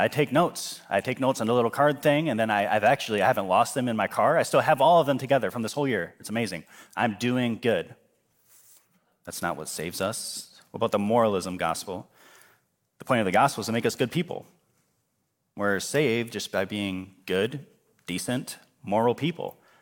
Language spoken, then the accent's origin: English; United States